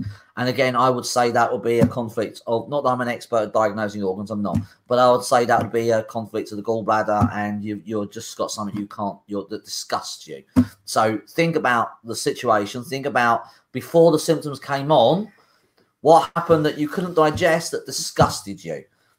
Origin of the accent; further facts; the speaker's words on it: Liverpool, North West England, United Kingdom; I'm from Liverpool.